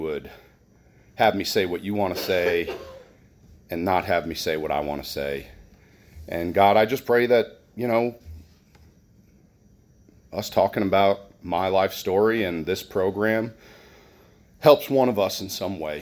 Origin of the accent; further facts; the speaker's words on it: New Jersey, United States; moved away; I grew up in New Jersey